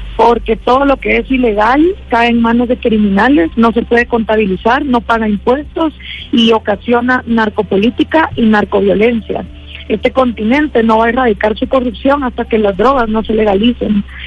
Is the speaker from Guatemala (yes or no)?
yes; Guatemala; después de 10 años de estar haciendo activismo en mi país, programas de radio, publicando libros